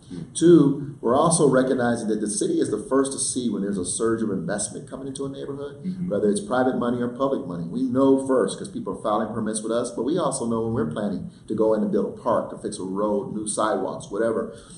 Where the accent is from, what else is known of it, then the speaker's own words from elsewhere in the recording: Denver, Colorado, United States; growing up in Denver, going and being bussed out of my neighborhood Steck Elementary School